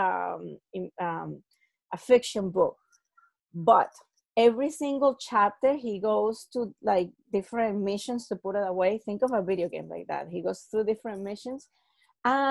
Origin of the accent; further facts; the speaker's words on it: Venezuela; So I'm from Venezuela